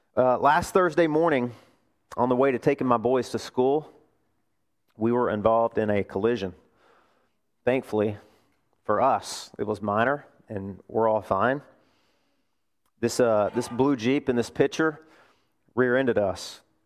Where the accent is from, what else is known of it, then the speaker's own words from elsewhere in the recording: Arkansas, United States; moved away; my home state, Arkansas